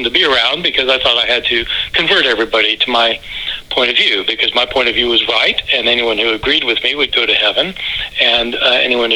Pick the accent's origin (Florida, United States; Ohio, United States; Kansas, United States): Kansas, United States; Lawrence; I grew up in Lawrence, Kansas, and I was raised as a Christian